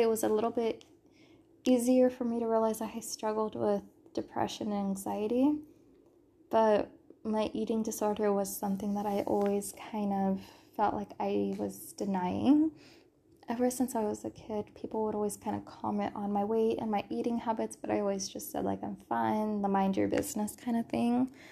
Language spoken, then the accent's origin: English; California, United States; moved away; I'm a born and raised Californian